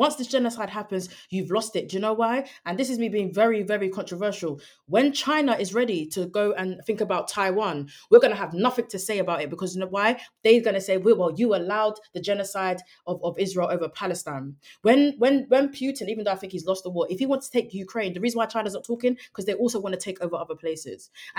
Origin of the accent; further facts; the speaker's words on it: United Kingdom; But we are also political people just as British people, because of the role our government plays in international geopolitics.